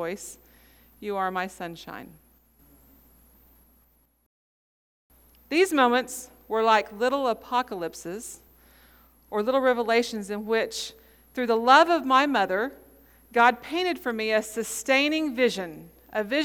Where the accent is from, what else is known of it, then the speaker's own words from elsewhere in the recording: Pawhuska, Oklahoma, United States; When I was a child growing up in Pawhuska